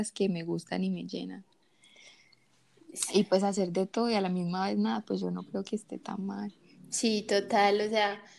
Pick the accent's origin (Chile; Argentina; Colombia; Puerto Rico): Colombia; Cali, Valle del Cauca; No, no, la verdad es que yo sí estoy extrañando muchísimo Cali.